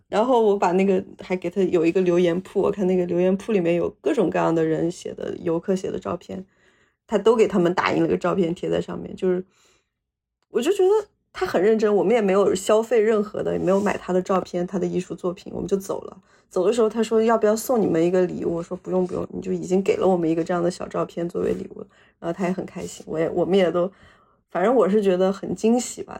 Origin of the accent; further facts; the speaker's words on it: Hunan, China; moved away; 我们老家的，湖南老家